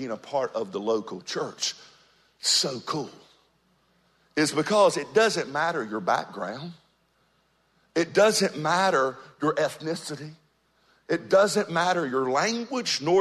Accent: Georgia, United States; moved away as an adult; now in North Myrtle Beach, United States; I've been here now for about 14, 15 years. But I'm originally from Georgia

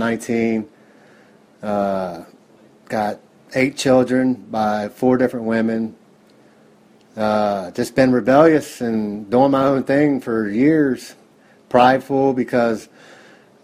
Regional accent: Cincinnati, Ohio, United States; I'm from Cincinnati, Ohio, 43 years old.

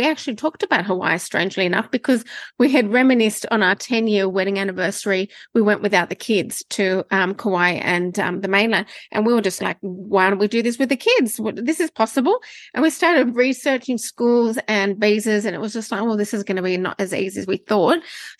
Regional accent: Sydney, New South Wales, Australia; moved away as an adult; now in Bali, Indonesia; So I'm originally from Sydney

